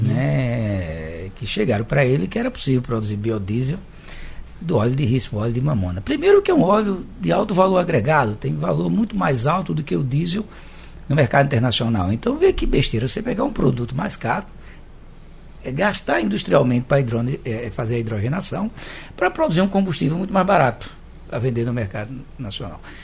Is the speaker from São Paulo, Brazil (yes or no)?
no; Arapiraca, Alagoas, Brazil; now in Recife, Brazil; Eu também sou do interior de Alagoas, de Arapiraca, a gente chamava de carrapateira